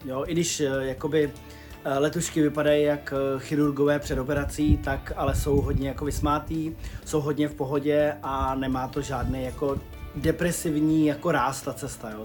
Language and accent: Czech; Czechia; jsme z Čech